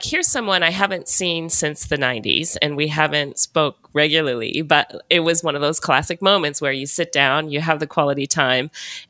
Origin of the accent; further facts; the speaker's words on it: Montana, United States; moved away; also born or lived in New Zealand; I come from Montana